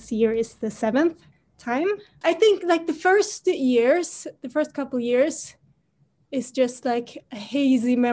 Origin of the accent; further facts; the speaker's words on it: Sweden; I grew up here in Sweden and I grew up with Melodifestivalen